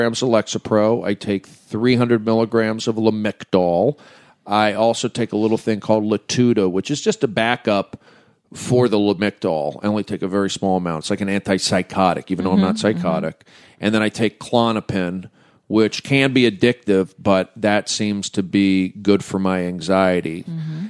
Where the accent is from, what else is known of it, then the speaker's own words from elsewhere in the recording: the San Fernando Valley, California, United States; I'm from the Valley